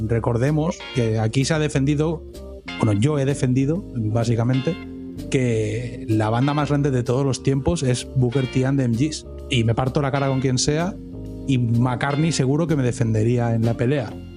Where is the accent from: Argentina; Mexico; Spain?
Spain; somos españoles